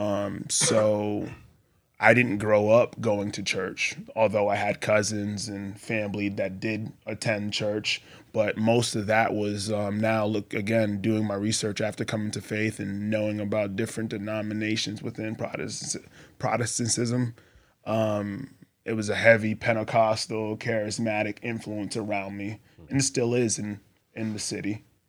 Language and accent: English; Boston, Massachusetts, United States; moved away as an adult; also born or lived in Texas / Colorado; I grew up in Boston, Massachusetts